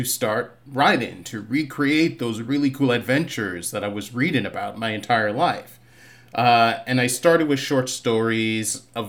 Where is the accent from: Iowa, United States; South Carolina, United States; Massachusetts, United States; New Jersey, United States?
Massachusetts, United States; Boston; now in California, United States; I grew up in the heart of the city, Roxbury, Massachusetts. I was kind of raised, bounced between Boston and Barbados for most of my childhood.